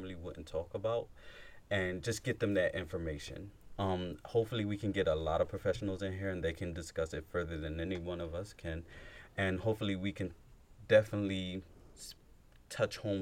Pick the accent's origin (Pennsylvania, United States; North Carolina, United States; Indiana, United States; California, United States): Pennsylvania, United States; Philadelphia; I come from that background growing up in North Philly, Hunting Park, West Philly, the bottom and all that.